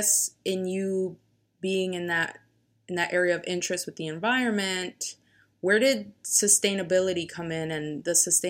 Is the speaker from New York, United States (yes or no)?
yes; Yonkers, New York, United States; I'm from Yonkers